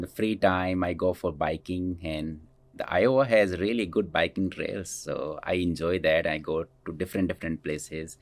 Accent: India; moved away as an adult; also born or lived in Scranton, Pennsylvania; now in Cedar Rapids, United States; So I grew up in, in India and I did my schooling in India

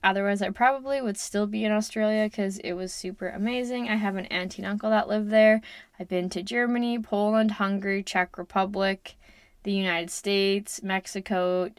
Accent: Lloydminster, Canada; also born or lived in Kitscoty; I am from Canada. I grew up in and around Lloydminster

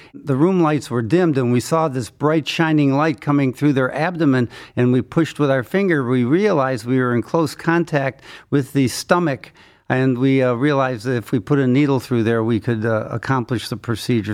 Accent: Cleveland, Ohio, United States; I was born in Cleveland, went to Case Western Reserve Medical School, did my training at Case Western Reserve

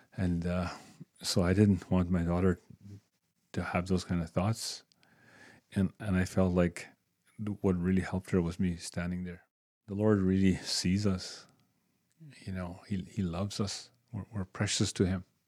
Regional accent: Waskaganish, Quebec, Canada; also born or lived in Moose Factory, Ontario; I'm from Muskegon, Quebec

